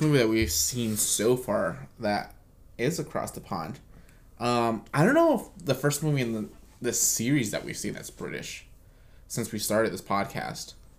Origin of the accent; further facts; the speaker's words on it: United States; as an American